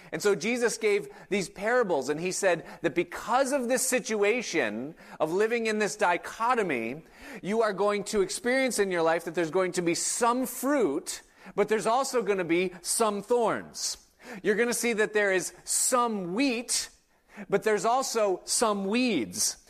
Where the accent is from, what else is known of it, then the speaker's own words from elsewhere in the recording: Hilton, New York, United States; now in Hudson Valley, United States; I grew up in Hilton, New York, which is a suburb of Rochester